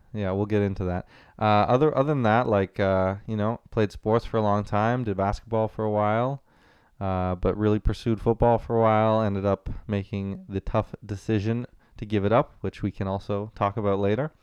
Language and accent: English; Ottawa, Ontario, Canada; also born or lived in Waterloo, Ontario; born and raised in Ottawa